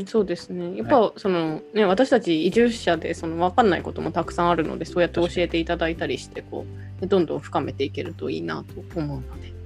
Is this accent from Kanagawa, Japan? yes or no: no; Fukuoka, Japan; moved away; 出身が福岡